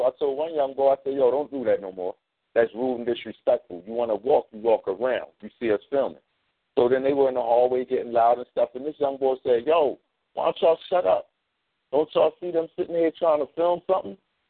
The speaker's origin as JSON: {"language": "English", "town": "Philadelphia", "region": "Pennsylvania", "country": "United States", "said": "I know it because I'm from North Philly, and I can identify that instantly."}